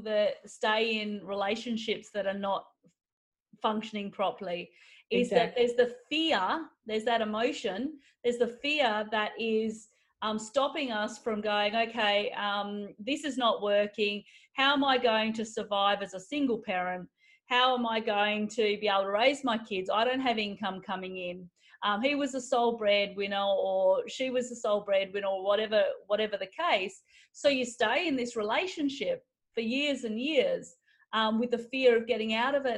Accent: Alice Springs, Northern Territory, Australia; when I was a child, because I grew up in Aboriginal communities, and so we actually lived at near Alice Springs

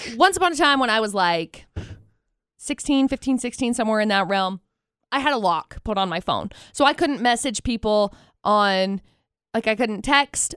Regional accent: Tremont, United States; I grew up in Tremont

